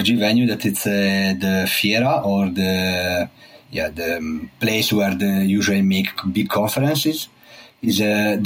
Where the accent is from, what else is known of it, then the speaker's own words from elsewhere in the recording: Italy; also born or lived in Trento / Geneva; I'm from Italy. I live in Trento, in the north of part of Italy